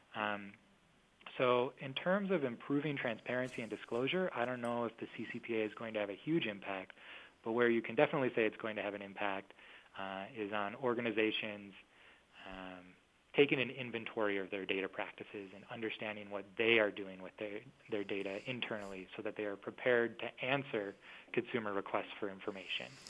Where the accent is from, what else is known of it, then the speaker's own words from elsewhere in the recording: Minnesota, United States; my home state, I'm from Minnesota